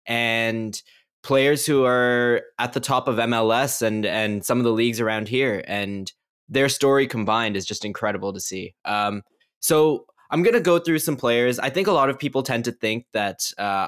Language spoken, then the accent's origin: English; Canada; my country